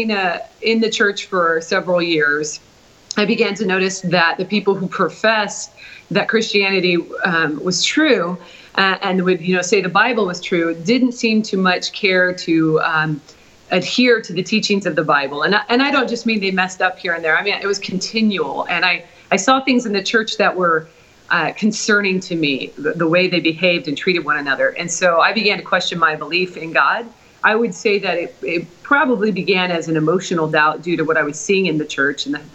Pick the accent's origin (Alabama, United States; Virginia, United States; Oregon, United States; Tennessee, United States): Oregon, United States; Portland; moved away; also born or lived in Oklahoma; Originally, I'm from Portland, Oregon